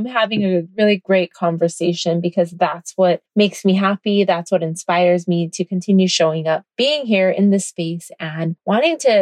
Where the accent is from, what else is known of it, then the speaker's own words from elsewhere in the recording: Kailua-Kona, Hawaii, United States; coming to you from my hometown, Kailua Kona, Hawaii